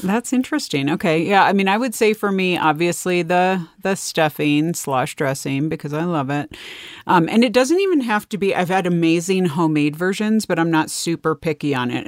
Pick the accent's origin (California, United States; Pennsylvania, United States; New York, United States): California, United States; my experience growing up in California